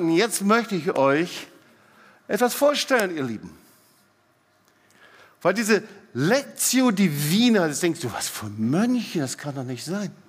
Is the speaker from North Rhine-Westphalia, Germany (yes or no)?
no; Baden-Württemberg, Germany; Hey, ich bin Schwabe, ich bin richtig.